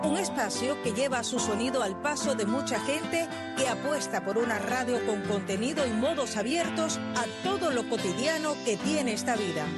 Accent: central Cuba, Cuba; moved away; tú vienes de, del centro de la isla, igual que yo

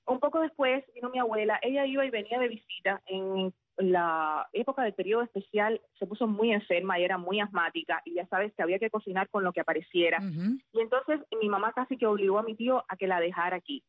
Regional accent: Sagua la Grande, Villa Clara, Cuba; moved away as an adult; also born or lived in Havana; Cuando regresé a mi ciudad natal, a Zahuala Grande

